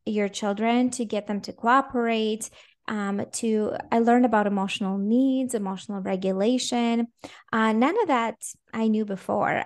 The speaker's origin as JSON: {"language": "English", "country": "Latvia", "tie": "born or raised there", "also_born_or_lived": "Minnesota, United States", "first_language": "Russian", "second_language": "English", "moved": "yes", "lives_now": "Jacksonville, United States", "said": "So originally, I was born in Latvia"}